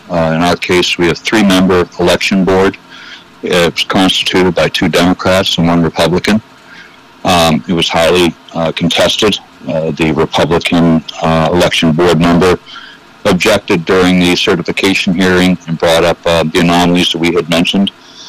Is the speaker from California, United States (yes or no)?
no; Delaware County, Pennsylvania, United States; I'm from Pennsylvania, Delaware County. I'm a former naval officer, career naval officer, and I have a small business.